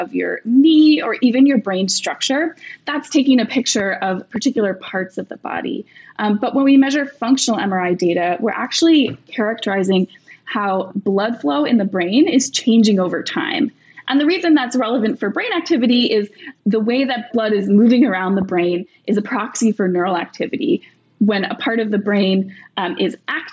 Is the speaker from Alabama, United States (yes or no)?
no; Rhode Island, United States; I grew up in Rhode Island, and I was walking around Brown campus in high school